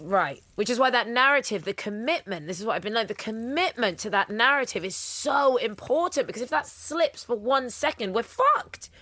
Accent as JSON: {"language": "English", "country": "United Kingdom", "said": "a British mixed race woman"}